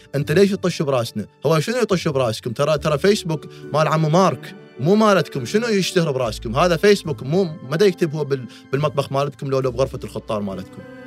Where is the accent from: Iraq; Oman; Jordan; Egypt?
Iraq; احنا اللي عندنا بالعراق